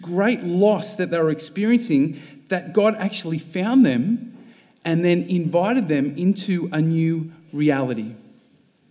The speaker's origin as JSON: {"language": "English", "town": "Sydney", "region": "New South Wales", "country": "Australia", "tie": "born or raised there", "moved": "as an adult", "lives_now": "Melbourne, Australia", "said": "I was born and bred in Sydney"}